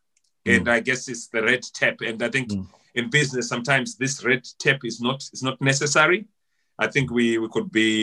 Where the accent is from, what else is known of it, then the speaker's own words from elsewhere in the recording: Harare, Zimbabwe; also born or lived in Chinhoyi, Zimbabwe; I was born in Chinoy, but I grew up, my parents moved to Harare, I think sometime around 1984-85. So I grew up in Glenora.